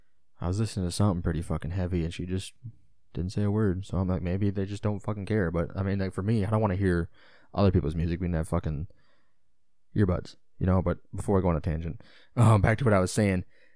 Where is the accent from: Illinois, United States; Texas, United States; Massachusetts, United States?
Illinois, United States; just like I'm from Illinois. So I'm an Illinois sports fan, a Chicago sports fan.